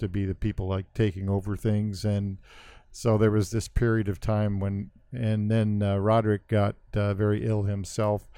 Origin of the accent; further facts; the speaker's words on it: Central California, United States; also born or lived in Wisconsin; I grew up in Central California in farming communities.